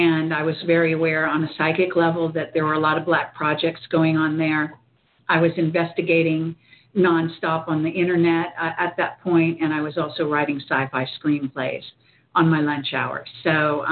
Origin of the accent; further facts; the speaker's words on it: Northern California, United States; also born or lived in Palo Alto, California; I grew up in Northern California